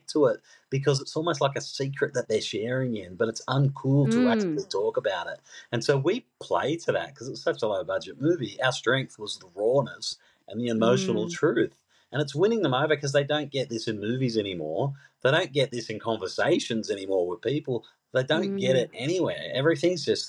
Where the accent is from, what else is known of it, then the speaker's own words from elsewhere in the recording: Sydney, New South Wales, Australia; I grew up in Mount Druitt